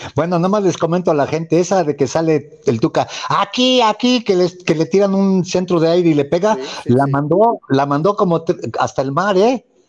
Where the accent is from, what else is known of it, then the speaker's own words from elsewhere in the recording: Mexico; somos mexicanos